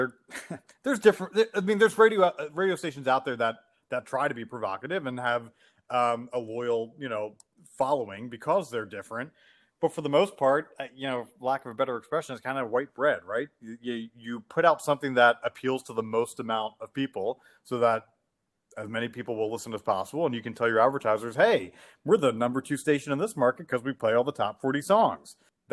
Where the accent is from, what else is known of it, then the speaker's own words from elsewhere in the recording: Delaware, United States; which you guys probably know from growing up in Delaware, like Action News is the leading news station in the Philly area.